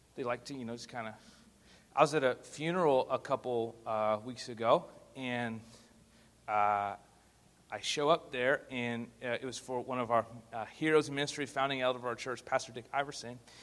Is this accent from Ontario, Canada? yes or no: no; Spruce Grove, Alberta, Canada; I'm from Spruce Grove, Alberta, which is just 15 minutes outside of uh, Edmonton